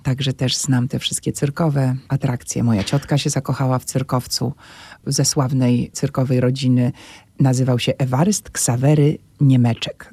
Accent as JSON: {"language": "Polish", "town": "Warsaw", "region": "Masovian Voivodeship", "country": "Poland", "tie": "born or raised there", "said": "tu się wychowywałam na e, Solcu, na Kruczkowskiego"}